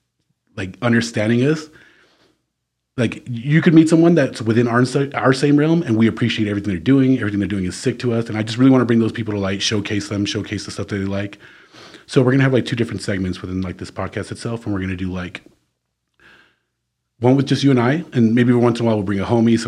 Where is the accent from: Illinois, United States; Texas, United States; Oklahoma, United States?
Texas, United States; El Paso; growing up in the Northeast